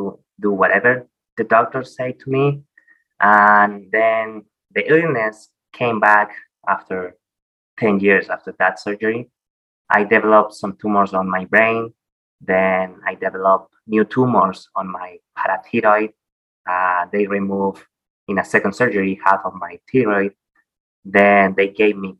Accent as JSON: {"language": "English", "town": "Santiago", "region": "Santiago Metropolitan Region", "country": "Chile", "tie": "born or raised there", "said": "I grew up in Chile, in Santiago"}